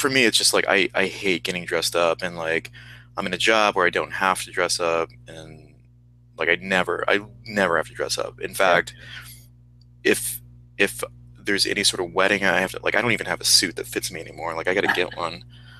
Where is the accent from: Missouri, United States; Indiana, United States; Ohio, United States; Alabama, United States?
Ohio, United States; Columbus; now in New York, United States; We're both from Columbus, Ohio.